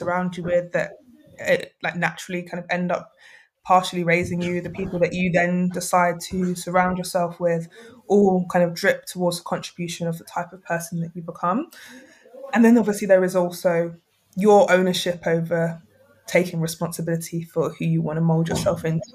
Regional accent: London, United Kingdom; moved away as an adult; also born or lived in Sheffield; growing up in South London as somebody with mixed heritage

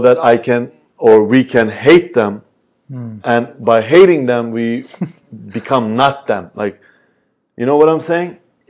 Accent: Turkey; and I'm from Turkey, like, if I was like some guy, maybe they'd be like, oh, you know what, he's not gonna be good at anything

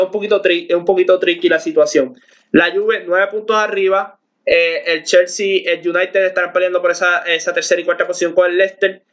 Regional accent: Puerto Rico; nosotros que somos de Puerto Rico

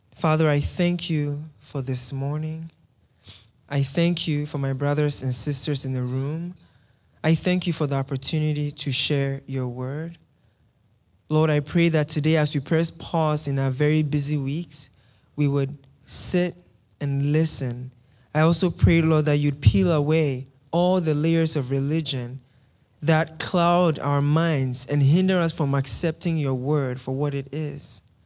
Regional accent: Ghana; moved away; I am from Ghana in West Africa.

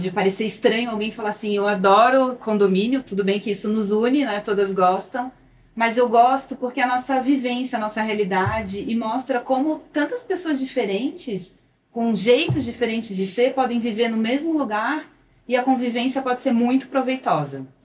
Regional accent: Santa Catarina, Brazil; accent: metade tu, metade você; eu sou catarinense, que eu tenho um sotaque, metade tu

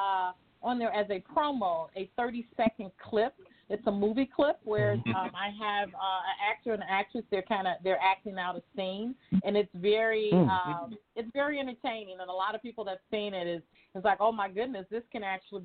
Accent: Chicago, Illinois, United States; I am from Chicago, a Chicago native

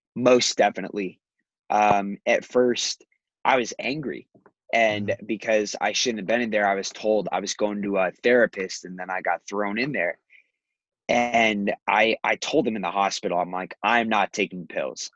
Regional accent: Scottsdale, Arizona, United States; also born or lived in Chicago; I was born here in Scottsdale. Moved to Chicago back when my dad lived there. Moved back after my parents got divorced

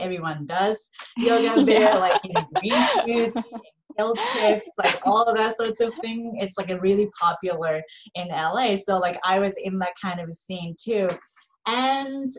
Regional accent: Japan; moved away as an adult; also born or lived in Los Angeles, United States; I'm 100% Japanese, born and raised in Japan

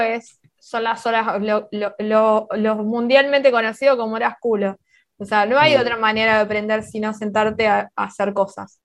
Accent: Argentina

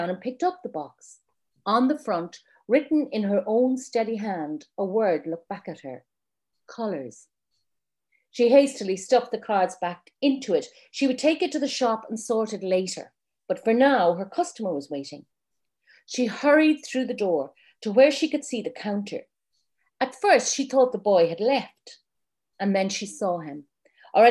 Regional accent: Ireland; being Irish

